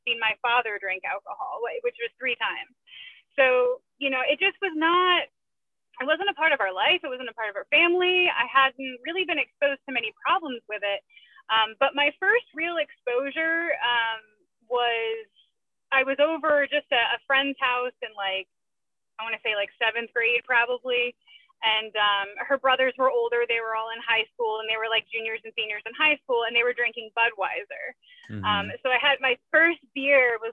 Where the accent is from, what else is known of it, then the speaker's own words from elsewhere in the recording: Connecticut, United States; I grew up in Connecticut